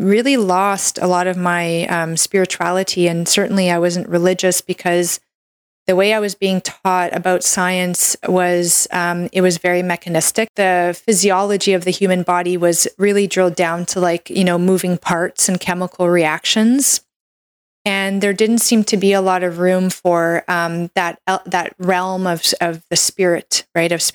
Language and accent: English; Canada; I'm a Canadian medical doctor